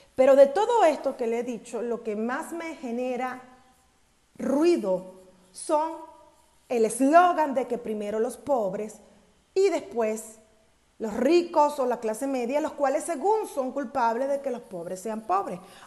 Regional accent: Venezuela; now in Mexico; a mí como venezolana de origen

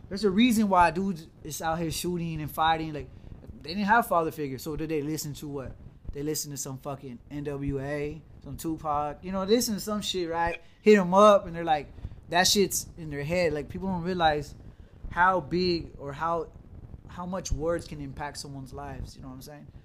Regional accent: United States; as an American

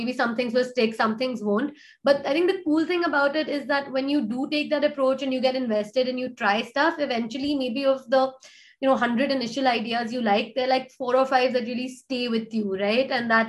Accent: India; I grew up partly in India, partly outside of India. I wanted to build something in my country, right?

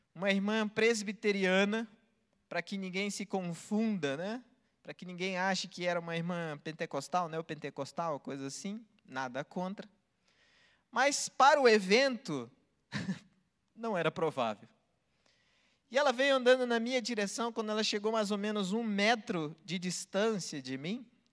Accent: Belém, Pará, Brazil; eu nasci no mesmo lugar que Jesus nasceu, em Belém, do Pará

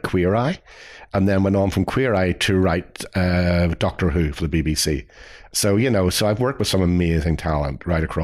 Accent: Belfast, Northern Ireland, United Kingdom; I grew up in Belfast in Northern Ireland.

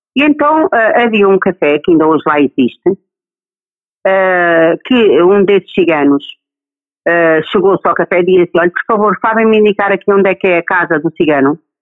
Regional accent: Alentejo, Portugal; principalmente no Alentejo, que é de onde eu sou oriunda

